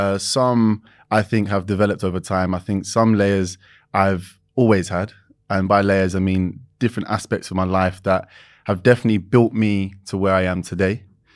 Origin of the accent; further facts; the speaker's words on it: London, United Kingdom; East London, born and raised.